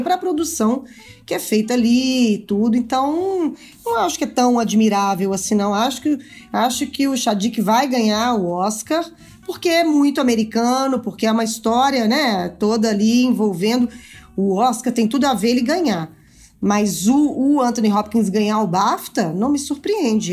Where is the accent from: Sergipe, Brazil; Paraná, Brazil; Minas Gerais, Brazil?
Minas Gerais, Brazil; eu sou mineira